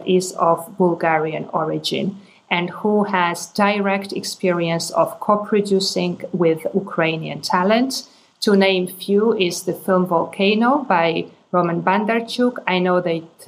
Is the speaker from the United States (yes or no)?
no; Georgia; I come from Georgia